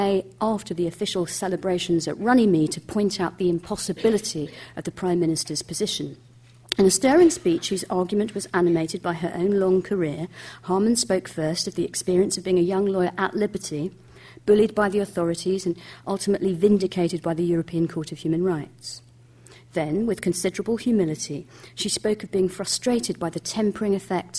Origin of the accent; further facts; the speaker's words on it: Scotland, United Kingdom; my fellow countrywoman